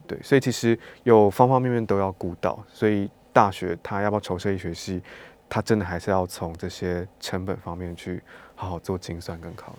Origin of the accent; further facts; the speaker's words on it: Taiwan; 因为台湾我们在执行医疗行为上面是很厉害的